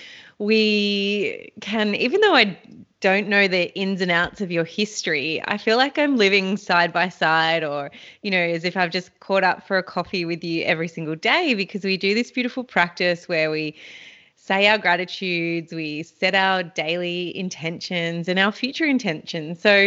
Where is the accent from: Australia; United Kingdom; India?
Australia; Anglesea, Victoria; I grew up down on the Great Ocean Road and I lived at the beach. I was very fortunate to have my upbringing and my childhood down in Anglesey, which is on the Great Ocean Road.